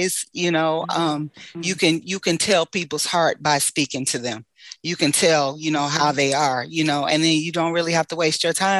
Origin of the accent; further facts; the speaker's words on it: New York, United States; now in Michigan, United States; growing up in New York